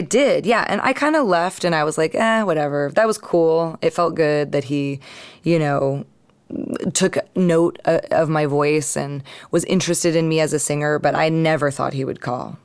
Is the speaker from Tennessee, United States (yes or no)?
no; East Bay, California, United States; also born or lived in San Francisco / Marin County